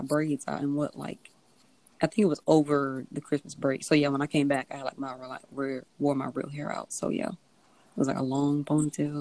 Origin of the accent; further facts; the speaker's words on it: Biloxi, Mississippi, United States; now in Ocean Springs, United States; I'm from Biloxi, currently residing in Ocean Springs